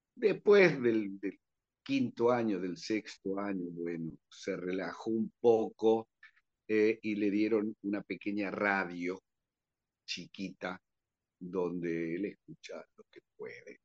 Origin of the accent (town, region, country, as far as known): Argentina